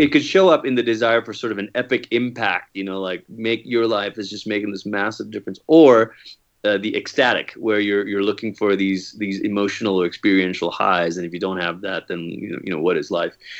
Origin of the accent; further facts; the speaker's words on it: Malaysia; moved away; I grew up in Malaysia, and sometimes people hear that and they think, "Oh, are you a missionary kid?" No, like, that's where I'm from.